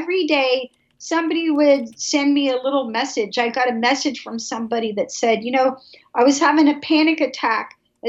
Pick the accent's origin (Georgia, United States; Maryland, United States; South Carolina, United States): Georgia, United States; Atlanta; I am from Atlanta, I'm from the South